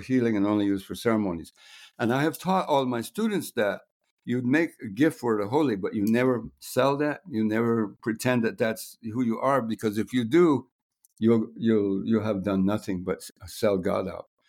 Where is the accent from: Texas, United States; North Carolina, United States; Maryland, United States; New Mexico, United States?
New Mexico, United States; moved away as an adult; also born or lived in Guatemala; I'm from New Mexico and I grew up in village